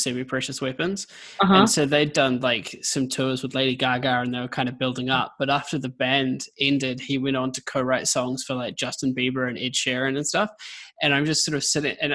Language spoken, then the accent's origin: English; New Zealand; accent: Kiwi; now in Scotland; I'm a Kiwi, if the accent didn't give it away.